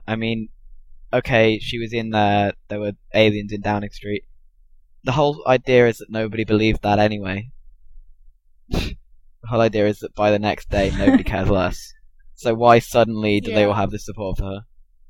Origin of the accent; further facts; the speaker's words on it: United Kingdom; As I'm British anyway, I suppose I should probably take that role. I never sound British otherwise, don't worry.